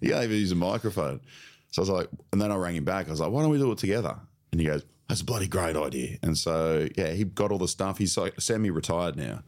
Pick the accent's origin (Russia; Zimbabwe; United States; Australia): Australia; Sunshine Coast, Queensland; I grew up on the Sunshine Coast